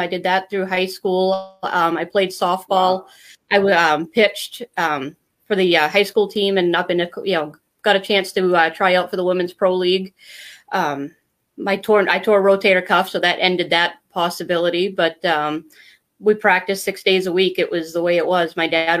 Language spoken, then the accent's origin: English; Maine, United States; moved away as an adult; now in Vermont, United States; I'm originally from Maine. I was born and raised in Maine. I moved to Vermont 5 years ago.